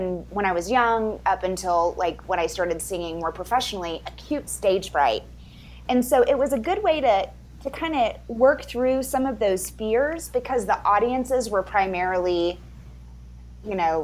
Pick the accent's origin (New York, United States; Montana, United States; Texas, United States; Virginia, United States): Texas, United States; South; moved away as an adult; now in Denver, United States; And I grew up in Texas. I'm a fifth generation Texas, proudly living in Colorado now.